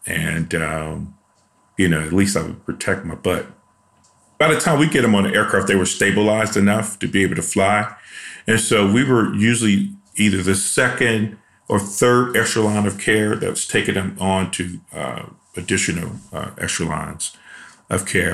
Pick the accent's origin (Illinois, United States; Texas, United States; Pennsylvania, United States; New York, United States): Illinois, United States; Chicago; moved away; I'm from Chicago, and I grew up in a really rough neighborhood in Chicago